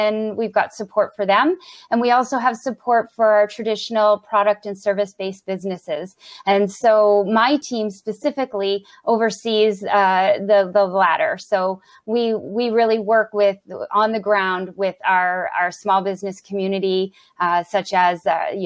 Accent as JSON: {"language": "English", "town": "Brockville", "region": "Ontario", "country": "Canada", "tie": "born or raised there", "moved": "as an adult", "lives_now": "Ottawa, Canada", "said": "I was working for the small business enterprise center in my hometown of Brockville."}